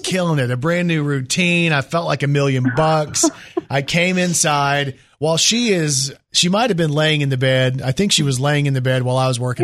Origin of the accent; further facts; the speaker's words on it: Dallas, Texas, United States; moved away; I'm from the Dallas area